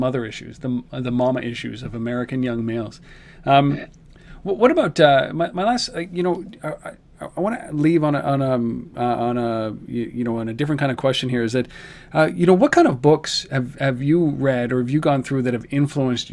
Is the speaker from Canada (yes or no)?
yes; Canada; I'm Canadian